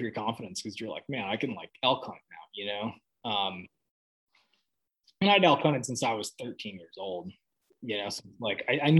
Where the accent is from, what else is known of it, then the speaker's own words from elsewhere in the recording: Hamilton, Montana, United States; I'm from Hamilton, Montana.